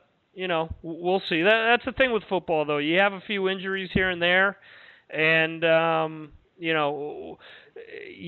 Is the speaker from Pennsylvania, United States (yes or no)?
no; New Jersey, United States; I'm originally from New Jersey